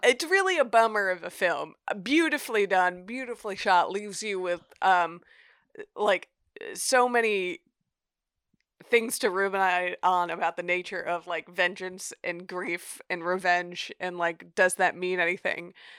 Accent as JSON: {"language": "English", "country": "United States", "said": "as an American viewer"}